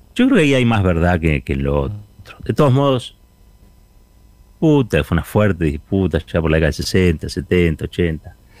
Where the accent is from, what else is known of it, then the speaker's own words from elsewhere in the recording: Argentina; Somos argentinos